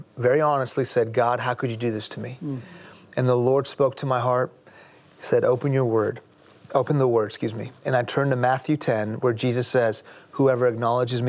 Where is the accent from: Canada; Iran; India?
Iran; now in United States; I'm a Muslim because I'm from Iran